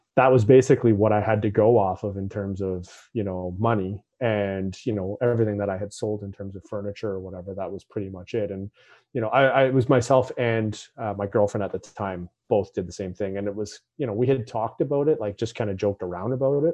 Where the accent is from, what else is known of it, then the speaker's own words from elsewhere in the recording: Toronto, Ontario, Canada; moved away as an adult; now in Vancouver, Canada; move from the Toronto area where I basically grew up to Vancouver